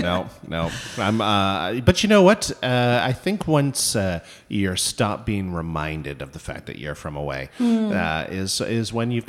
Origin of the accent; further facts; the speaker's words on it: Toronto, Ontario, Canada; moved away; I'm from Toronto. Born and raised.